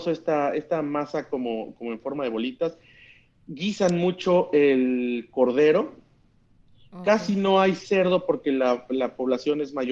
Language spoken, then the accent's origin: Spanish; Mexico; que, estos